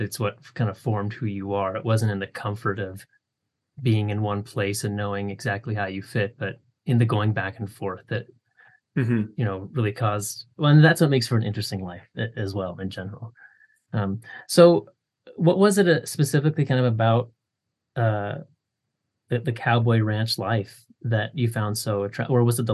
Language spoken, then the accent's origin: English; Bellingham, Washington, United States; moved away; also born or lived in Nebraska; I'm from Bellingham, from Northwest Washington